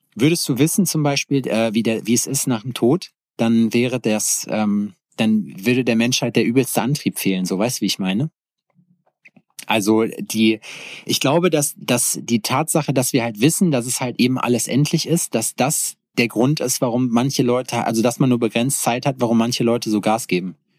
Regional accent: North Rhine-Westphalia, Germany; moved away; in meinem Heimatort Schexmühle. Shoutout an Schexmühle 58 Represent. Und äh, so ein kleines Nest zwischen Hagen und Lüdenscheid im Nordrhein-Westfalia

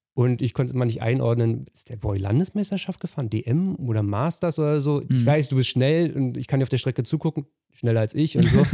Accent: eastern Germany, Germany; bei uns im Osten

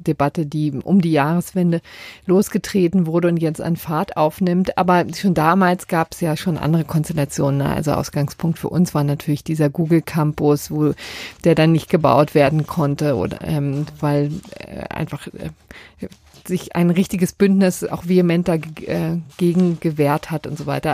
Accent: Berlin, Germany; meiner Heimatstadt Berlin

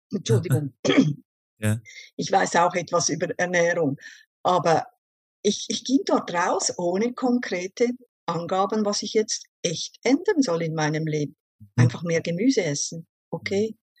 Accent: Switzerland; Ich komme aus der Schweiz und ich arbeite als Berufsschullehrerin an einer Berufsschule hier in der Schweiz

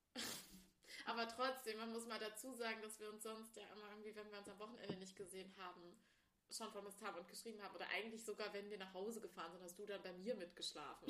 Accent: Ilmenau, Thuringia, Germany; in Ilmenau, das ist im Süden Thüringens, wo wir beide aufgewachsen sind

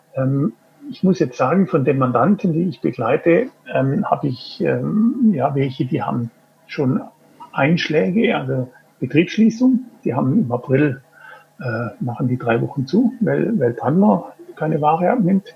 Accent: Singen, Baden-Württemberg, Germany; moved away as an adult; now in Switzerland; ich bin geboren in Singen am Hohenwil. Das ist ein Ort im Süden Deutschlands, Baden-Württemberg, in Nähe vom Bodensee, kurz vor der Schweizer Grenze.

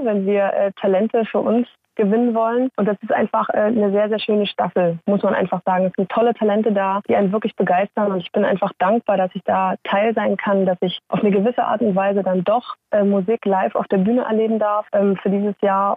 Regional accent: Saxony, Germany; accent: Saxon

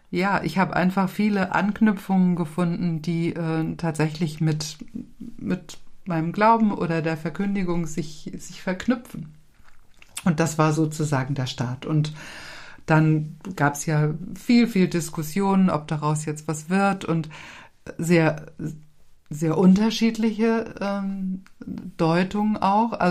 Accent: Kiel, Schleswig-Holstein, Germany; now in Lübeck, Germany; in meiner Geburtsstadt.

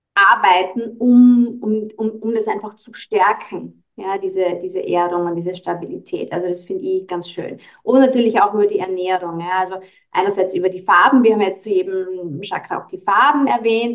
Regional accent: Austria; bei uns in Österreich

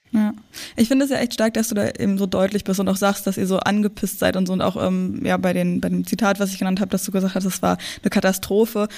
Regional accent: outskirts of Berlin, Brandenburg, Germany; ich komme aus dem Umland von Berlin und bin auch immer mit Absicht dann auch, als ich in Berlin gewohnt habe, immer rausgezogen

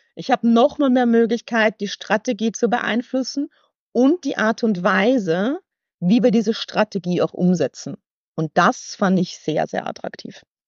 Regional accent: Weiz, Styria, Austria; accent: halb österreichisch; moved away as an adult; also born or lived in United States; now in Hamburg, Germany; Ich bin, äh, ich bin Steirerin. Ich komme aus Weiz, 10.000 Einwohner und bin irgendwie mhm. ganz behütet, glaube ich, aufgewachsen.

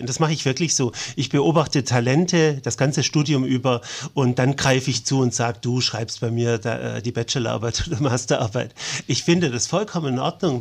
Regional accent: Ulm, Baden-Württemberg, Germany; moved away; also born or lived in Konstanz; meiner Heimatstadt

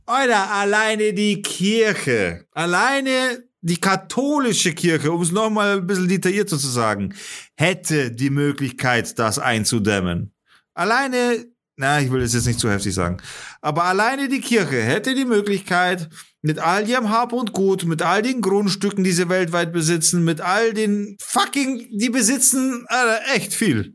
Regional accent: Germany; als Deutsche

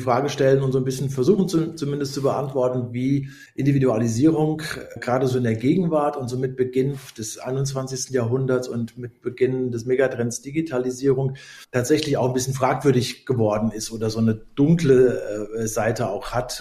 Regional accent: Germany; ich komme aus der Nähe des Westerwalds

